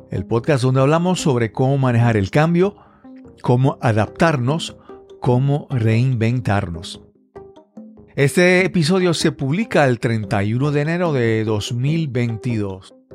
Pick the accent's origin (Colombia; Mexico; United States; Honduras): United States; Montgomery, Alabama; soy de Montgomery, Alabama, la capital de los sueños.